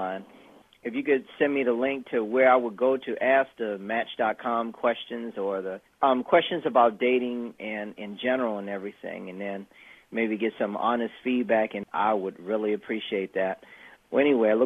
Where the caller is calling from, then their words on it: Baltimore, Maryland, United States; I am calling from Baltimore, Maryland